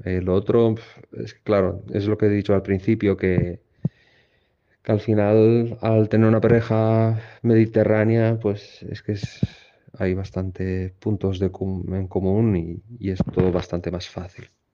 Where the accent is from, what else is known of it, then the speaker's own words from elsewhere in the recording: Tangier, Tanger-Tetouan-Al Hoceima, Morocco; now in Barcelona, Spain; yo soy de Tánger.